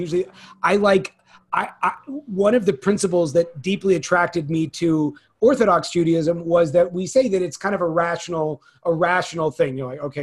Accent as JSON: {"language": "English", "region": "Bay Area of Northern California", "country": "United States", "tie": "born or raised there", "said": "I grew up in the Bay Area of Northern California"}